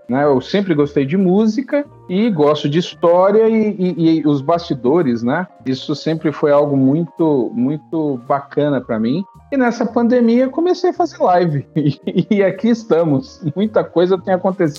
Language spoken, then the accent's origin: Portuguese; São Paulo, Brazil; moved away as an adult; also born or lived in Piauí; now in Timon, Brazil; eu sou paulistano, eu cresci em São Paulo, nasci em São Paulo, cresci em São Paulo